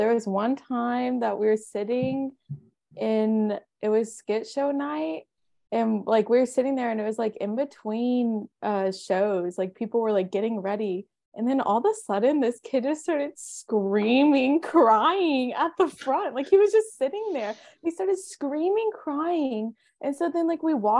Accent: Glen Rose, Texas, United States; I grew up in Glenrose, so I grew up going to camps

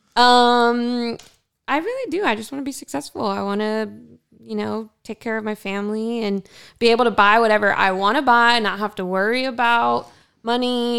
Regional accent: Ontario, California, United States; I grew up in Ontario as a white girl

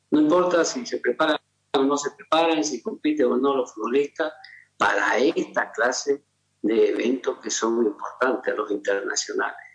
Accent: Bolivia; Como boliviano

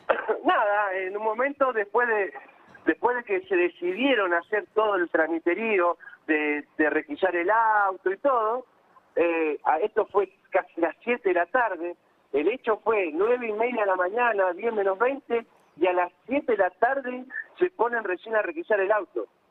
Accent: Quilmes, Buenos Aires Province, Argentina; Nosotros somos de Quilmes

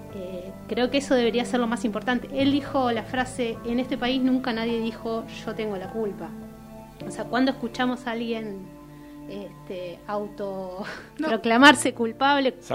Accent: Argentina; cuántas tragedias nos atravesaron como argentinos

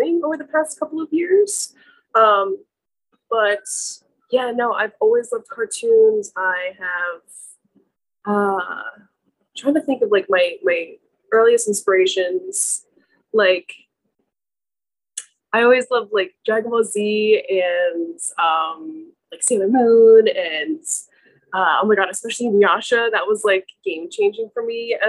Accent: New Jersey, United States; now in Massachusetts, United States; I am from Jersey.

